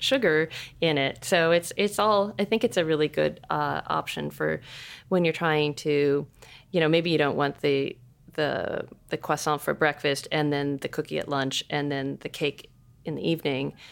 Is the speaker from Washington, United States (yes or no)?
yes; Seattle, Washington, United States; I'm from Seattle.